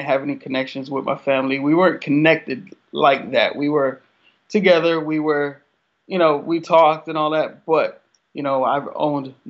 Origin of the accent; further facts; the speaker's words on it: South Florida, United States; I grew up in South Florida